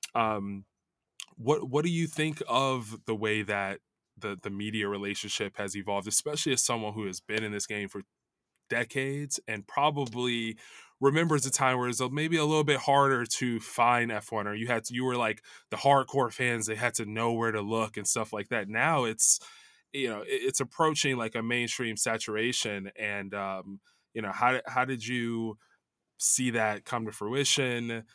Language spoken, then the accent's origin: English; Chicago, Illinois, United States; now in Los Angeles, United States; I'm from Chicago